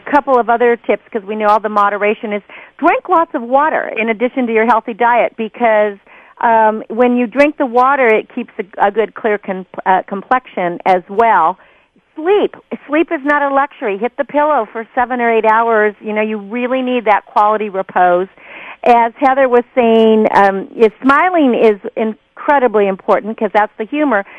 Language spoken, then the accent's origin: English; Napa Valley, California, United States; I grew up uh, in the vineyard. I'm from Napa Valley